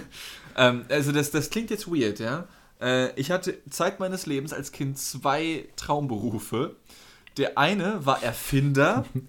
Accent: North Rhine-Westphalia, Germany; moved away; also born or lived in Northern Germany; ich nenne es halt auch Karneval als NRW-Mensch

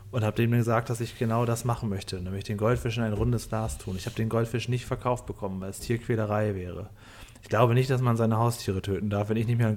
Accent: Lower Saxony, Germany; Ich komme echt vom Dorf aus dem Cuxhavener

